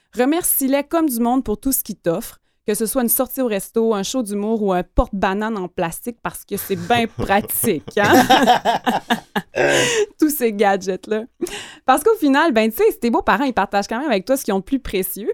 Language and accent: French; Gaspésie, Quebec, Canada; moved away; je viens de la Gaspésie, donc encore une fois, une région assez éloignée